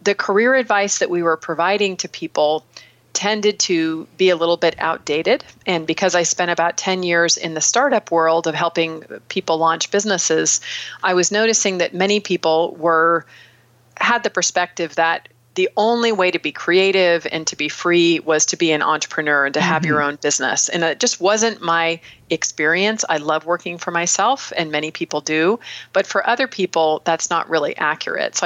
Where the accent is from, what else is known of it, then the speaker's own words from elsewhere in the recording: San Anselmo, California, United States; working washing dishes at an ice cream parlor where I grew up in San Anselmo